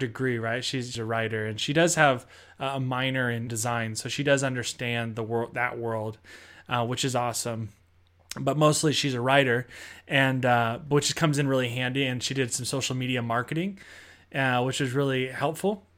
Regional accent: Seattle, Washington, United States; moved away; I'm from Seattle and my family's from there still

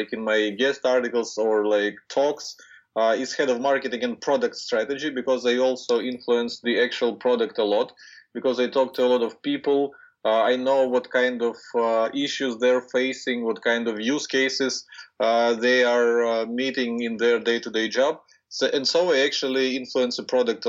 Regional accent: Ukraine; Ukraine, which is my home country where I was born and raised

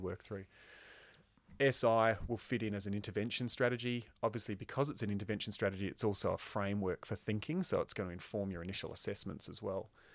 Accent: Queensland, Australia; I grew up in Queensland

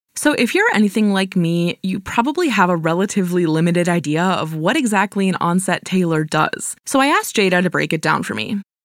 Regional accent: Cleveland, Ohio, United States; in my hometown of Cleveland

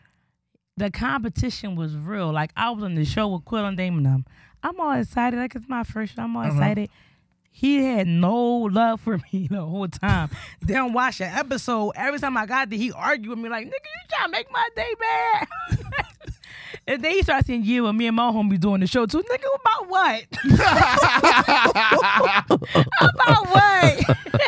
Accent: Philadelphia, Pennsylvania, United States; I'm really just born and raised in North Philly

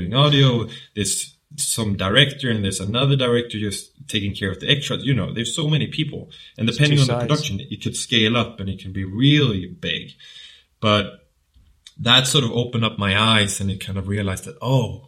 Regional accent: southern Sweden, Sweden; accent: southern; moved away as an adult; now in London, United Kingdom; I'm from Sweden, and I've lived in London now for 3 years

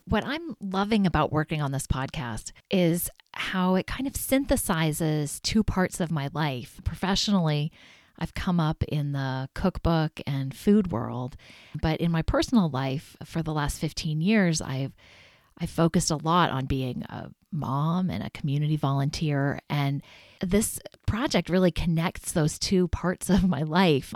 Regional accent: Kansas, United States; now in Maine, United States; my home state of Kansas

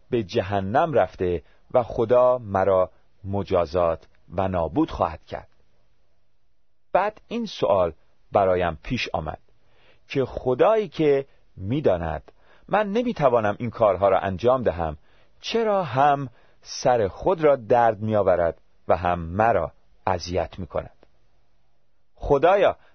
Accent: Tehran, Tehran Province, Iran; born there; من در یک خانواده مسلمان و در یکی از محلات شلوغ و قدیمی در تهران به دنیا آمدم

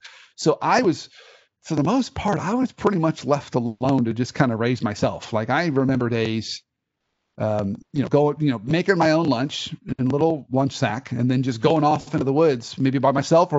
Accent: Dayton, Ohio, United States; born there; Oh my gosh. So I was born in Dayton, Ohio.

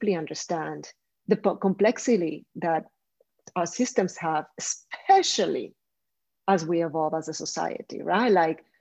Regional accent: Colombia; I come from Colombia

